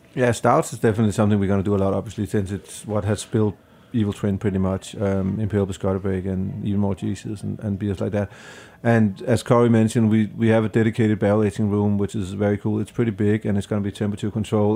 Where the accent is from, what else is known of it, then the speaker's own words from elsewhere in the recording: Denmark; now in New York, United States; I'm from Denmark